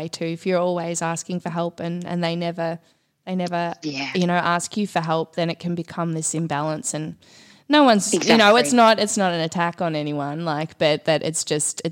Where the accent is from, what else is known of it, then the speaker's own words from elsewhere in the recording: Victoria, Australia; moved away; also born or lived in Byron Bay, New South Wales / Queensland; I was from Victoria and then I moved to Queensland.